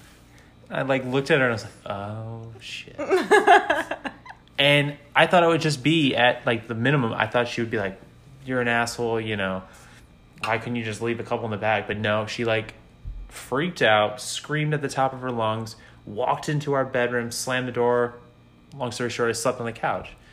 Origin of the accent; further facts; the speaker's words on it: Chicago, Illinois, United States; I'm from Chicago, so like I'm I grew up in the cold